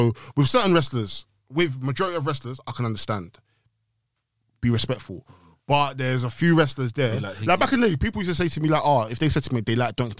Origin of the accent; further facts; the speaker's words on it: Ghana; Because I'm Ghanaian, innit?